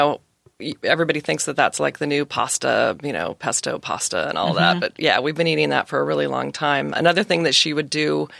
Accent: Redwood City, California, United States; born there; Yeah, so I was born in the Bay Area, up in the Redwood City, Santa Clara area, and I've moved and lived and traveled all over the world

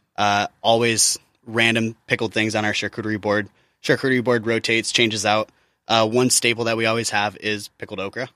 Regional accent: Midwest, United States; I grew up in the Midwest

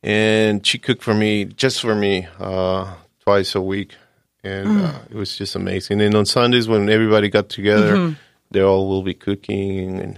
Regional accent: Tijuana, Baja California, Mexico; also born or lived in San Diego; I was born in Tijuana, and I was raised in Tijuana and also in San Diego. I went to junior high school and high school and college in San Diego.

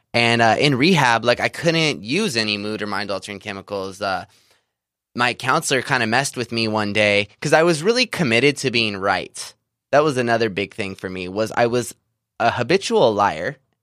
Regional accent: Visalia, California, United States; I grew up in Central California, uh, small town of Visalia

